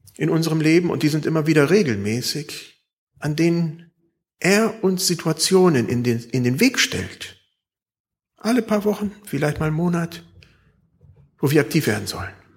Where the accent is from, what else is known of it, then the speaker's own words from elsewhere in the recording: Germany; Bei uns in Deutschland